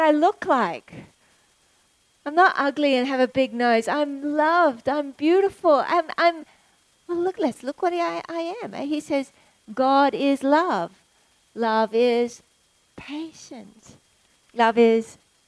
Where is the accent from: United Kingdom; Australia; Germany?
Australia; as an Aussie